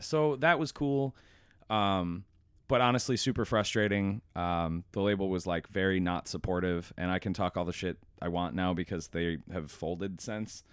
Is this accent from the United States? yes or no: yes; Buffalo, New York, United States; I'm from Buffalo